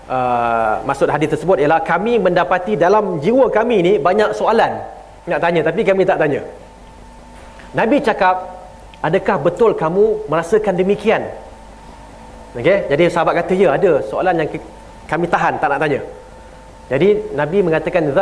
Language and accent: Malay; Selangor, Malaysia; okey di mana Sabah menang walaupun saya orang Selangor kan